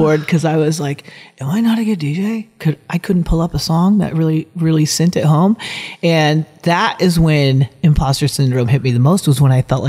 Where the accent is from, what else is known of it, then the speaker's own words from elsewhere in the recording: Philippines; born there; And for me, I'm adopted from the Philippines.